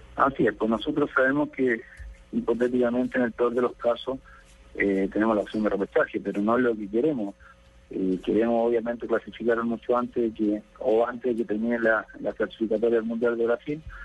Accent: Chile; nosotros como chilenos

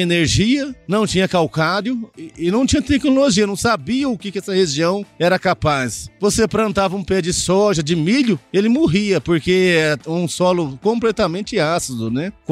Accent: Goiás, Brazil; also born or lived in Mogi Mirim, São Paulo; Nasci em Mojimirim, São Paulo, né, e vim com três anos pra cá, pra Goiás.

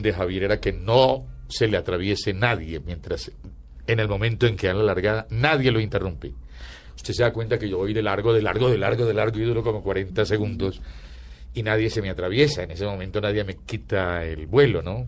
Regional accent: Antioquia, Colombia; yo soy antioqueño. Entonces quedaba muy paisa

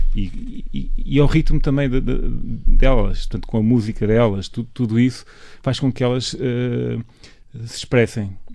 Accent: Mozambique; moved away; also born or lived in Minho, Portugal; desde criança, quando vinha de Moçambique para cá

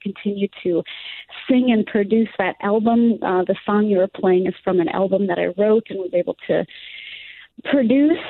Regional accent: Southwest Florida, United States; my hometown where I live right now in Southwest Florida

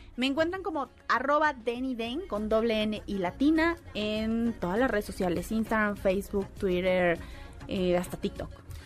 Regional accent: Mexico; Yo como mexicana en otro país

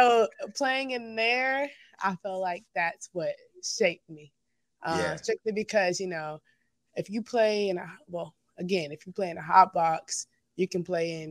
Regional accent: China, Texas, United States; I would play basketball in this other small town close by it called Nome.

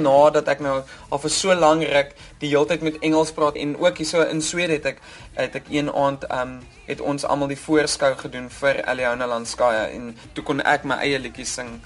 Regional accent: South Africa; Ek is van Suid-Afrika

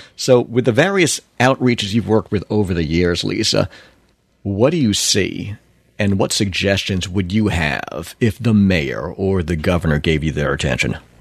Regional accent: Long Island, New York, United States; growing up in New York on Long Island

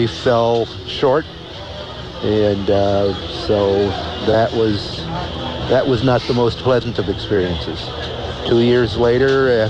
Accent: Canton, Ohio, United States; as a 8-year-old growing up in Canton, Ohio in the 1950s.

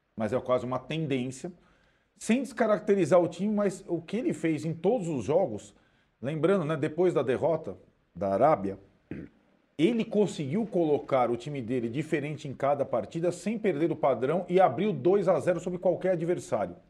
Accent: Brazil; como brasileiros

